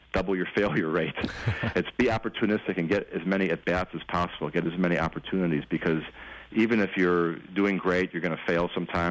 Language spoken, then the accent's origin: English; Chicago, Illinois, United States; now in Los Angeles, United States; I'm from Chicago